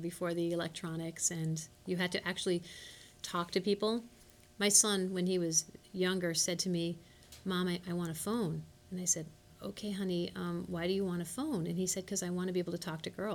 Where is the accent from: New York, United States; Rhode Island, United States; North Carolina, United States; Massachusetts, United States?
New York, United States; Ardsley; moved away as an adult; also born or lived in Nashville, Tennessee / Indiana; now in Chicago, United States; I'm originally from New York, from Ardsley, New York.